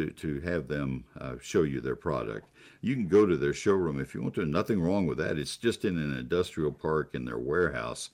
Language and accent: English; College Station, Texas, United States; also born or lived in Ohio; growing up in College Station, Texas